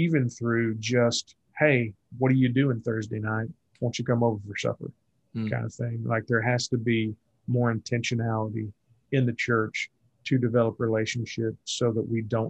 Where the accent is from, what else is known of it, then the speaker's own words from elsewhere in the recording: Willow Springs, Missouri, United States; I grew up in Willow Springs, which was 30 minutes from West Plains